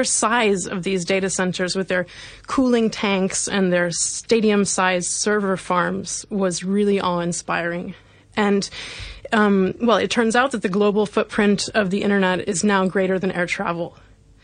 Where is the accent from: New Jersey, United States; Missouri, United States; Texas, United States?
Missouri, United States; now in London, United Kingdom; at age 12, when I was in primary school, in the state of Missouri in the US